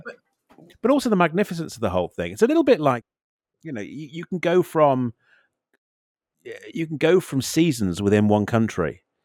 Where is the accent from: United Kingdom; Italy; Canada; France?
United Kingdom; as a Brit, as a Brit